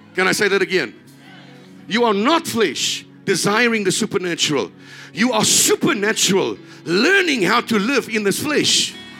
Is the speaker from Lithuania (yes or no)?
no; South Africa